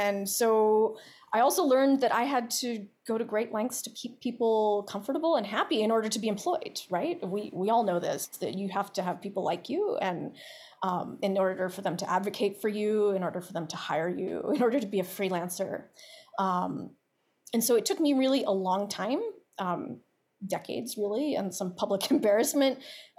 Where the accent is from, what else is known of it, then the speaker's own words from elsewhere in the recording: Baltimore, Maryland, United States; I'm from Baltimore